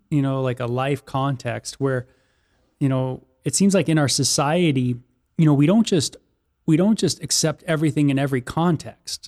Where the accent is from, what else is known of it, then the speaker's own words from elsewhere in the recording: Los Angeles, California, United States; growing up in Southern California and the L A area